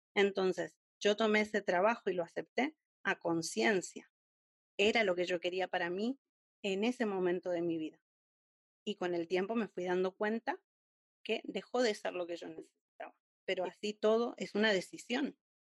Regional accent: Argentina; moved away as an adult; now in Spain; soy una argentina viviendo en España desde hace cinco años

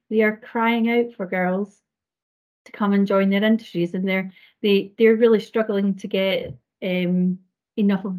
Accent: Scotland, United Kingdom; accent: Scottish; I'm Scotland, as you can hear. Scottish, you can hear from my accent

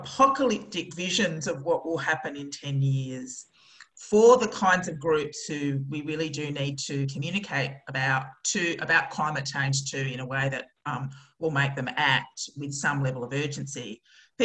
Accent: Australia; as an Australian

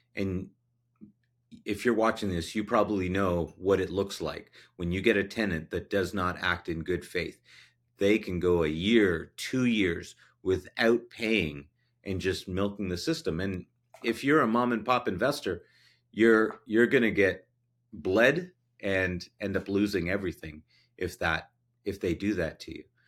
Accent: Canada; as a Canadian

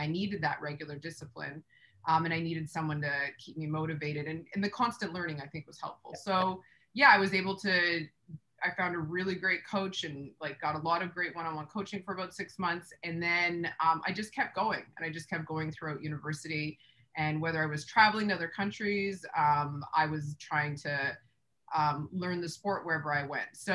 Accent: Sudbury, Ontario, Canada; moved away as an adult; also born or lived in Japan; I'm from Sudbury. So Sudbury is a boxing town, and I was introduced to boxing at a young age.

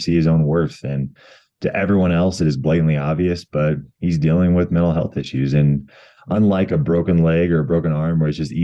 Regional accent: Colorado, United States; come back to my home state of Colorado

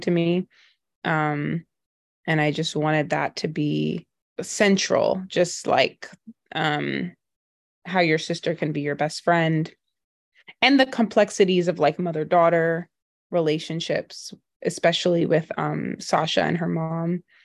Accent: New York City, New York, United States; I grew up in Brooklyn, um, and then my mom is Trinidadian and my dad is Jamaican

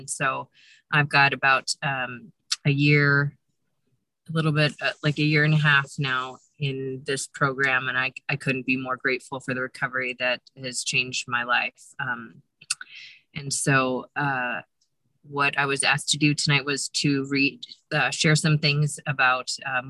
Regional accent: Modesto, California, United States; I'm from Modesto, California, but I'm currently in Lake Tahoe, California, sitting in my car

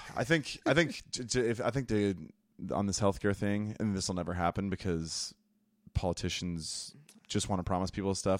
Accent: United States; As American people

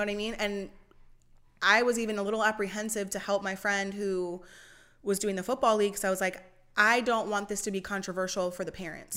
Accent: Pennsylvania, United States; moved away as an adult; also born or lived in Allentown, Pennsylvania / Dover, Delaware; now in Delaware, United States; I'm from Pennsylvania. I lived in North East Pennsylvania

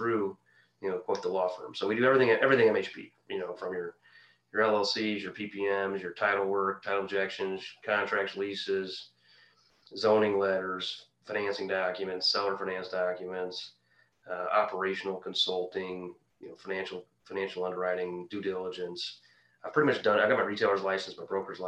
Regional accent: Quincy, Illinois, United States; my hometown of Quincy, Illinois

